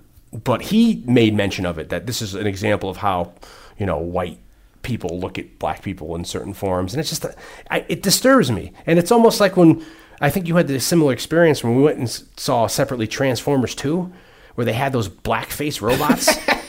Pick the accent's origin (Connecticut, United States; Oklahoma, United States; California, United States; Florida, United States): Connecticut, United States; New Haven; Maybe it's me because I'm a white boy, but I grew up, I was the only white kid in the neighborhood when I grew up in New Haven. I was, you know, I surrounded with other African-Americans